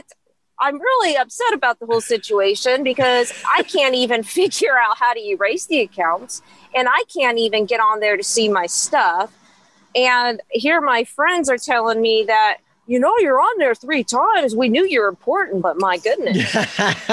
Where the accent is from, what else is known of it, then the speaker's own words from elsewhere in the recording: Topeka, Kansas, United States; I've always lived in the country, so I grew up on outside of Topeka